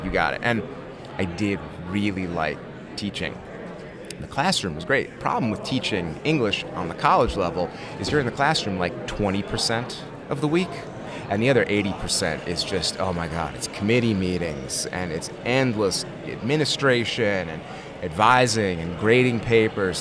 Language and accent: English; Connecticut, United States; moved away as an adult; also born or lived in Merced, California; now in Cleveland, United States; I'm from Connecticut originally, so's my wife